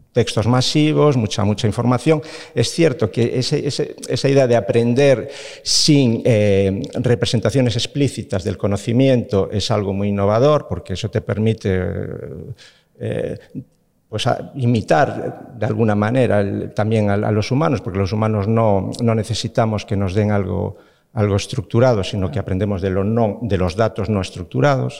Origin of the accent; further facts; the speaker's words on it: Galicia, Spain; siendo gallego